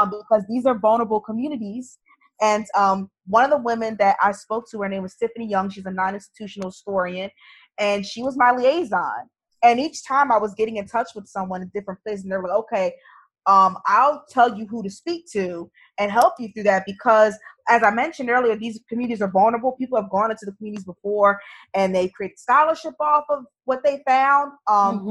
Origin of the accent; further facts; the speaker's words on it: New Jersey, United States; now in New York, United States; growing up in New Jersey